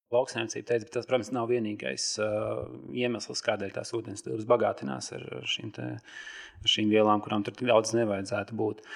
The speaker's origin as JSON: {"language": "Latvian", "town": "Sigulda", "region": "Sigulda Municipality", "country": "Latvia", "tie": "born or raised there", "said": "manā bērnībā, dzīvoju Siguldā"}